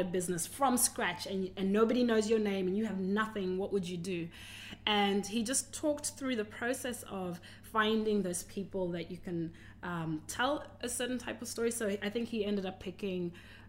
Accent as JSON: {"language": "English", "country": "Zimbabwe", "moved": "yes", "lives_now": "Australia", "said": "Oh, I came from Zimbabwe to Australia."}